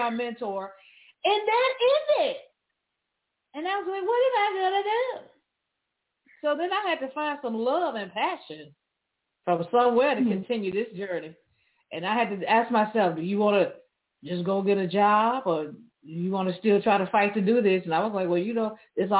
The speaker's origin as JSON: {"language": "English", "town": "Memphis", "region": "Tennessee", "country": "United States", "tie": "born or raised there", "said": "I grew up in Memphis, Tennessee"}